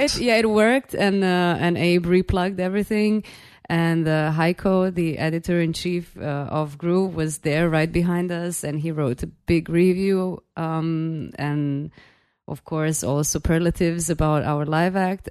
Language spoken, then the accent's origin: English; Belgrade, Serbia; I'm from Belgrade, Serbia